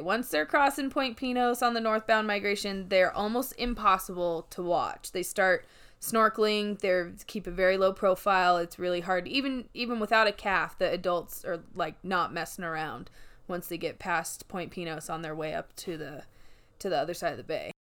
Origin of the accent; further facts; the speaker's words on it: Oregon coast, United States; moved away; I grew up on the Oregon coast